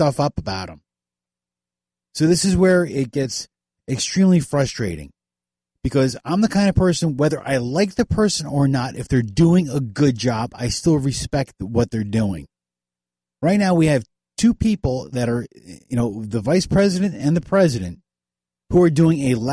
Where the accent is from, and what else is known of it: United States